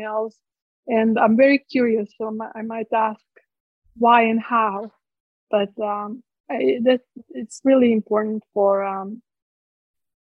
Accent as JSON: {"language": "English", "town": "Split", "region": "Split-Dalmatia County", "country": "Croatia", "tie": "born or raised there", "second_language": "English", "moved": "as an adult", "lives_now": "United States", "said": "I was born in Split. I grew up in those ruins of the Ecclesian Palace"}